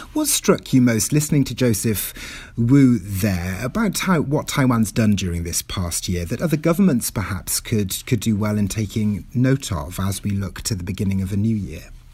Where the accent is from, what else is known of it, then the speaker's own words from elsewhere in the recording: Wales, United Kingdom; first language Welsh; English is a second language; now in Toronto, Canada; my mother tongue there, Welsh